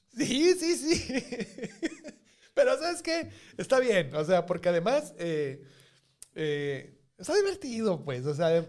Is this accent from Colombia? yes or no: no; Mexico; en México también así andamos